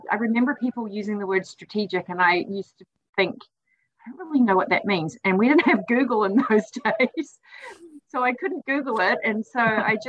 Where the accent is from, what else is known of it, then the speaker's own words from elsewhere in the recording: New Zealand; moved away; I'm originally from New Zealand